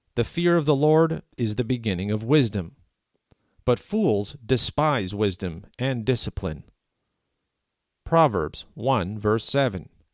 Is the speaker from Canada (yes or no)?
yes; Canada; as a Canadian who is protected by the Canadian Charter of Rights and Freedoms